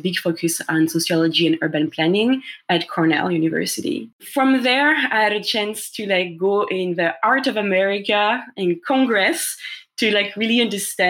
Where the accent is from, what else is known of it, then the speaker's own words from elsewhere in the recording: Paris, Île-de-France, France; English is a second language; moved away; as you can hear by my accent, and as you know, Phil, I'm from France originally. I was born and raised in Paris